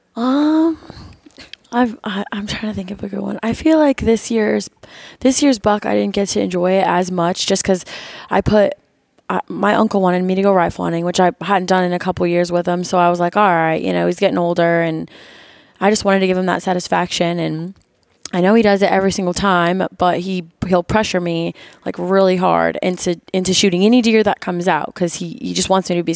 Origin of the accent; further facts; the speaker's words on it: Florida, United States; moved away as an adult; now in Missouri, United States; I'm originally from Florida